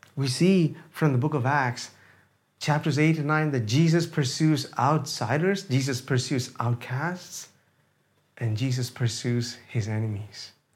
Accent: India; moved away; I am an Indian

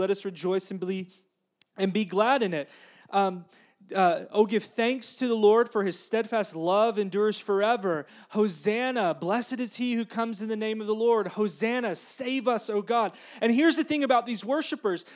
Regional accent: United States; also born or lived in Russia; I'm an American

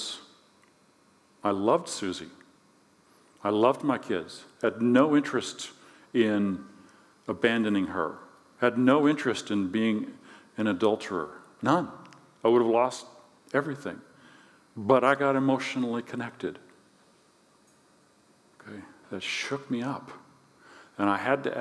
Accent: Alaska, United States; moved away; also born or lived in King Salmon, Alaska / Bethel, Alaska / Naknek, Alaska / Juneau, Alaska; I'm living out in the sticks in this place called King Salmon, Alaska. I've lived in Bethel. I was born in Juneau.

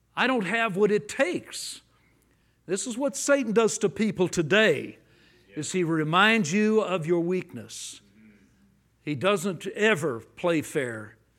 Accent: Los Angeles, California, United States; I grew up in Los Angeles

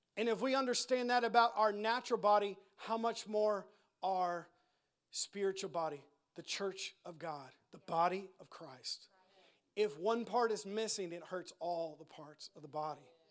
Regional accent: United States; us Americans

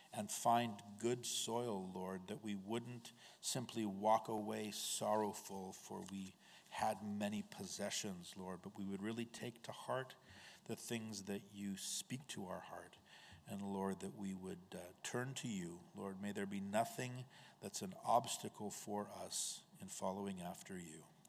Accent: United States; as American Christians

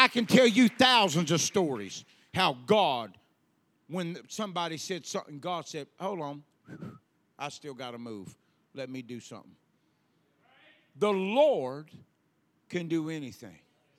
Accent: the South, United States; We're from the South. We still believe in whipping.

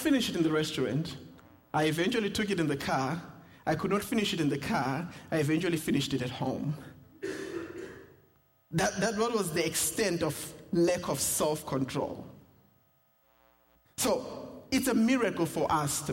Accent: South Africa; accent: South African; moved away; my South African accent

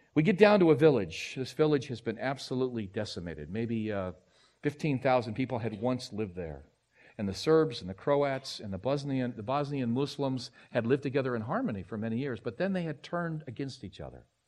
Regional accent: United States; I'm an American

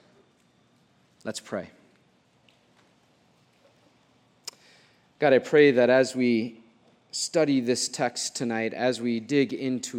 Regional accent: Mason City, Iowa, United States; Growing up, I grew up in Mason City, not too far from here

